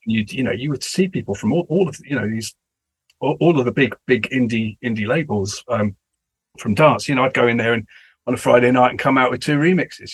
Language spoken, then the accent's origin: English; England, United Kingdom; being English and British